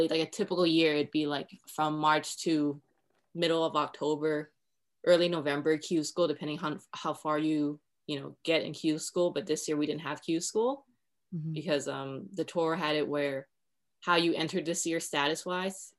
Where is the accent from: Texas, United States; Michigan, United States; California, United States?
California, United States; I'm from California